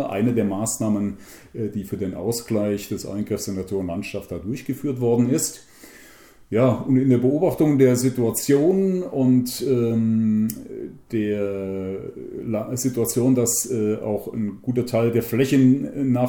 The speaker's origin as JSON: {"language": "German", "town": "Bienenkopf", "country": "Germany", "tie": "born or raised there", "said": "ich stamme aus Bienenkopf, äh, bin hier geboren und aufgewachsen, ja, jetzt 60 Jahre alt"}